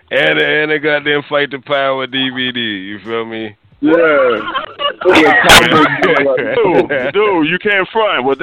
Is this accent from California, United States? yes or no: no; Rock Hill, South Carolina, United States; I'm from Rock Hill, South Carolina, and we only got BET one hour a day because it was the Bible Belt and they banned MTV.